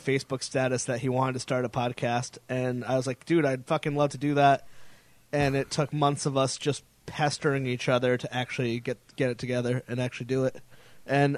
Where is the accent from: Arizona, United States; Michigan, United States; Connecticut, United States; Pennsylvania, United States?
Connecticut, United States; moved away as an adult; now in Rhode Island, United States; I moved to Rhode Island. I'm from Connecticut